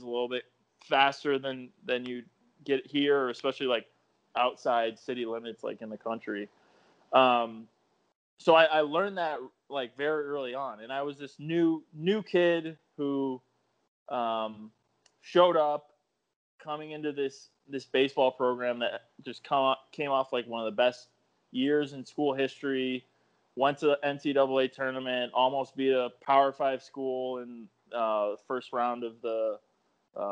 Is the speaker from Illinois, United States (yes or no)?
yes; Chicago, Illinois, United States; also born or lived in East Coast; I'm from the Chicago area. I don't live far from the field. And I've always grown up in this area.